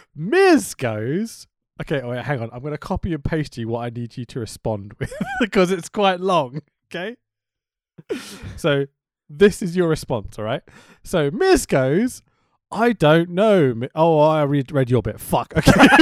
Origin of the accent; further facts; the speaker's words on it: United Kingdom; I'm a British dude